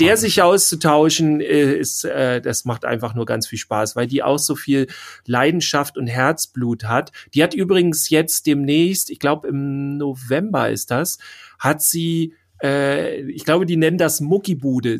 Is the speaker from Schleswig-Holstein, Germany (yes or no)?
yes; Schleswig-Holstein, Germany; Wir kommen aus Schleswig-Holstein